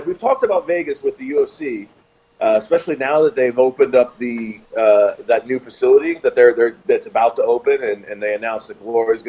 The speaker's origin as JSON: {"language": "English", "country": "Jamaica", "said": "I'm Jamaican, dude."}